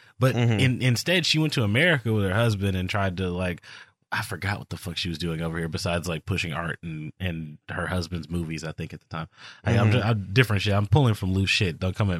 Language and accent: English; Texas, United States; I'm interested in Mexican culture because I'm Texan.